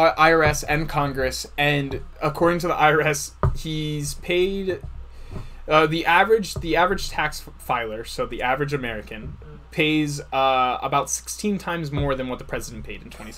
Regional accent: South Africa; I'm from South Africa.

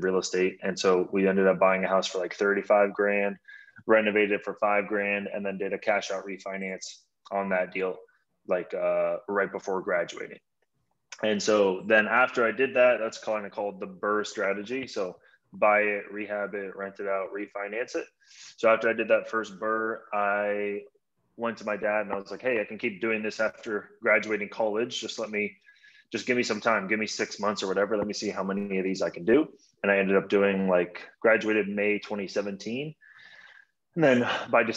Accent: San Francisco, California, United States; also born or lived in Toronto, Canada; now in Los Angeles, United States; I was born in Toronto, actually, but I grew up in San Francisco, but now I live

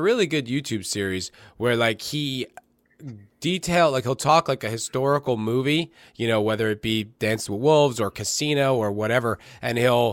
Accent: East Coast, United States; like at least where I grew up in the East Coast

